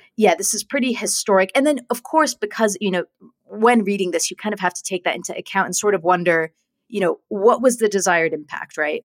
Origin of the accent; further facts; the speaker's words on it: California, United States; now in United Kingdom; my home state of California